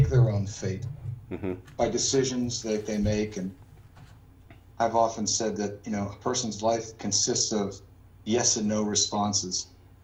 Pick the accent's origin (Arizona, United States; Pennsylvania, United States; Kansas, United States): Pennsylvania, United States; Pittsburgh; moved away as an adult; also born or lived in Michigan / Los Angeles; I grew up in Pittsburgh, Pennsylvania